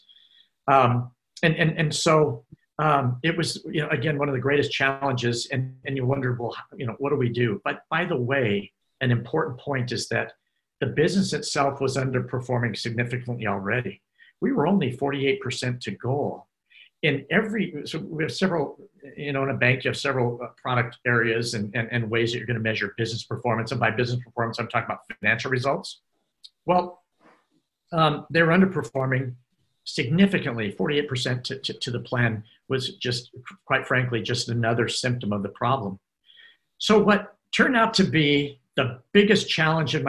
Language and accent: English; United States; Being an American